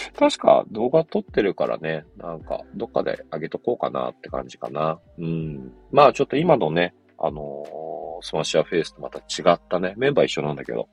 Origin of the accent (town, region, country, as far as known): Yokohama, Kanagawa, Japan; born or raised there